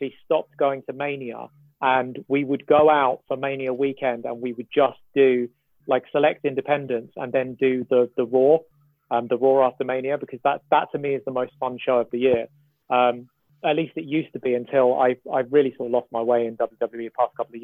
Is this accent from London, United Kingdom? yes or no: yes; London, United Kingdom; I'm from East London. So that's my local, basically.